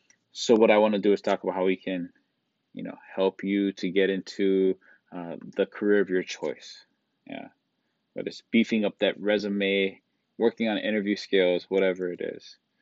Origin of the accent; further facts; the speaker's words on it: Kaneohe, Hawaii, United States; I was born and raised in Kaneohe, Hawaii, went to school here. This is my stomping grounds, Oahu, Honolulu, but mostly Kaneohe.